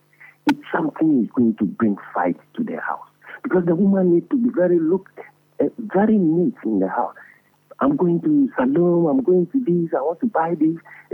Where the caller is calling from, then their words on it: Akosombo, Eastern Region, Ghana; I'm calling from Akosombo.